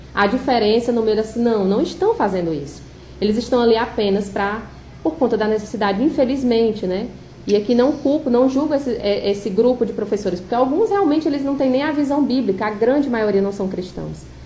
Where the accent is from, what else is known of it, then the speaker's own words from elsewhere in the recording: Ceará, Brazil; como bem cearense